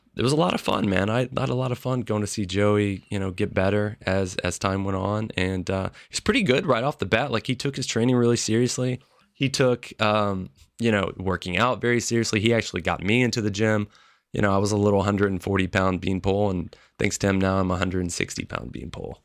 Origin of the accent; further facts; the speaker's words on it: Memphis, Tennessee, United States; I grew up in Memphis, Tennessee